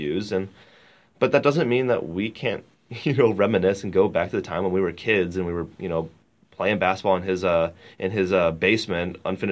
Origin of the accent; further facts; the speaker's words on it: St. Louis, Missouri, United States; my hometown